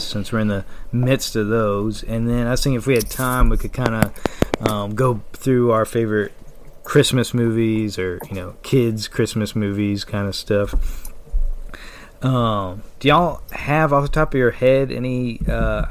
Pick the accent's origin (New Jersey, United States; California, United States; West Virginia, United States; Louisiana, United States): Louisiana, United States; New Roads; We all live in Louisiana. I'm from New Roads